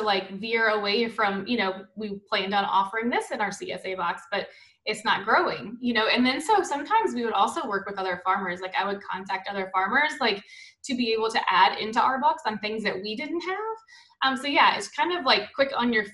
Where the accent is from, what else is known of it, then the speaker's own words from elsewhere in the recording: New Orleans, Louisiana, United States; moved away; we're from New Orleans